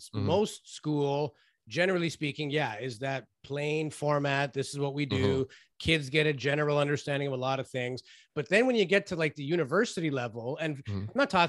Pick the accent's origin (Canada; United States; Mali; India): Canada; Toronto, Ontario; You know, I grew up in Toronto, and I had this Greek family across the street from my house